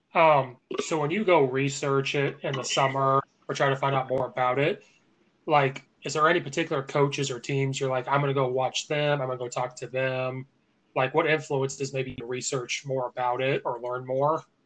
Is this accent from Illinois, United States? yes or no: yes; Central Illinois, United States; now in Chicago, United States; I'm from Central Illinois